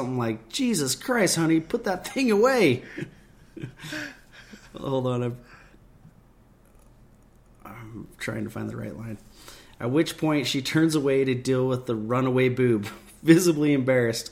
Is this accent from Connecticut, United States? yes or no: no; Utah, United States; we're from Utah